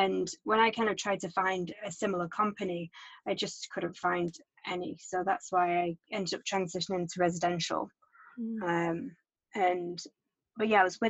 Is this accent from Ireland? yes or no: no; England, United Kingdom; moved away; I started working for an architecture firm in England, in my hometown, when I was 16.